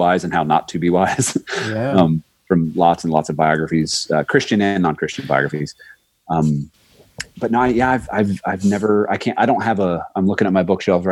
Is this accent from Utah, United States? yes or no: no; Florida, United States; moved away; I'm from Florida